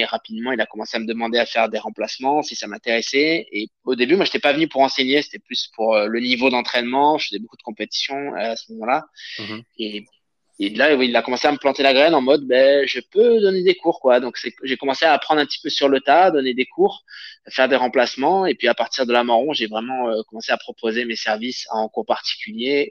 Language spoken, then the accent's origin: French; Avignon, Provence-Alpes-Côte d'Azur, France; moved away as an adult; now in Paris region, France; je viens d'Avignon